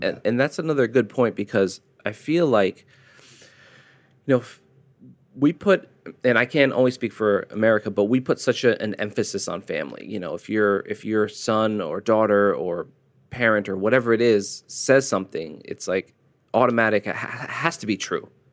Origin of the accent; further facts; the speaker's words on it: United States; As an American